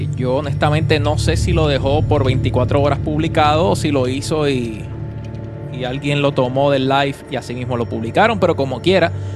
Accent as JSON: {"language": "Spanish", "town": "Vega Baja", "country": "Puerto Rico", "said": "Había tapón para, para janguear acá en, mi pueblito, en Vega Baja."}